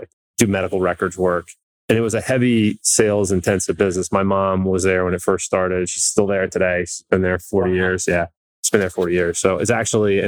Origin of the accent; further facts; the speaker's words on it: Philadelphia, Pennsylvania, United States; moved away as an adult; also born or lived in Pittsburgh; I'm from Philadelphia. I grew up there